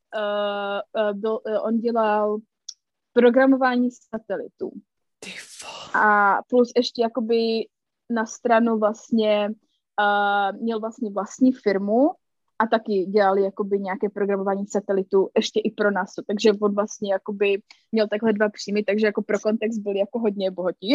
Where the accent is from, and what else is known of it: Czechia; moved away as an adult; now in United States